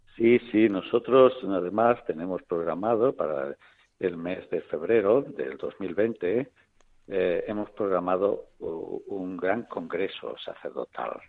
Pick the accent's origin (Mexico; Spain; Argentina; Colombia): Spain; Olivenza, Extremadura; also born or lived in Plasencia; now in Jaén, Spain; yo soy extremeño, que soy de, de Badajoz, que soy encima oliventino de Olivenza